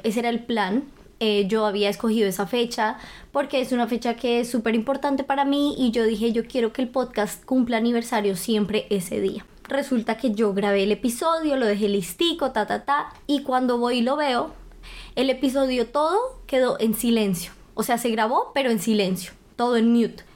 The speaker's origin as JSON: {"language": "Spanish", "region": "Bogotá", "country": "Colombia", "moved": "as an adult", "lives_now": "Germany", "said": "soy de Bogotá, Colombia"}